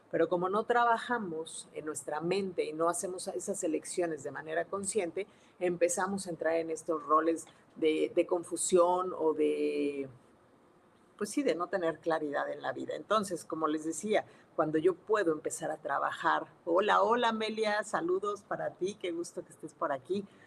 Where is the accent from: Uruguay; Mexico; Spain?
Mexico; Mexico City; now in Monterrey, Mexico; soy de la Ciudad de México, sí, pero ya no vivo allá, vivo en Monterrey este, Nuevo León